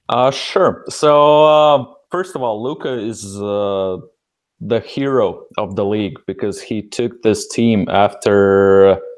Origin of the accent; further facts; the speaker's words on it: United States; also born or lived in Minnesota; us Americans